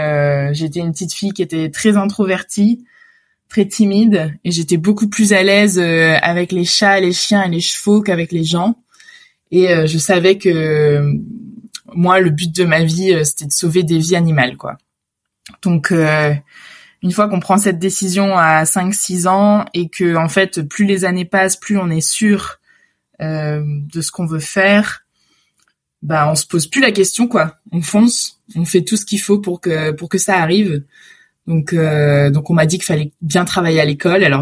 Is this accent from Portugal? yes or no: no; Réunion, France; moved away; quand on est dans ce milieu et quand on vient de la Réunion, finalement, bah, ça va assez vite parce qu'on se fait un réseau assez vite.